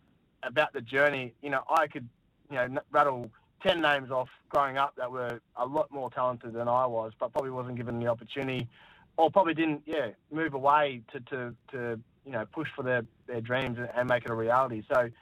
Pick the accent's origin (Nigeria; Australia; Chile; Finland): Australia; Darwin, Northern Territory; growing up in Darwin